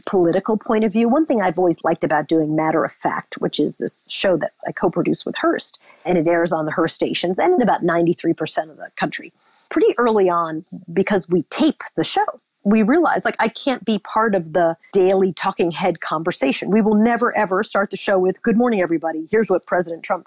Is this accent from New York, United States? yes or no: yes; Long Island, New York, United States; growing up in Long Island in the 60s and 70s and 80s